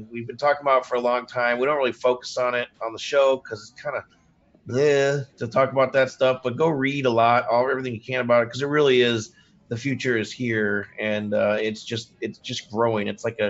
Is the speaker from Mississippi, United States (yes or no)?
no; Indiana, United States; I'm a dude from Indiana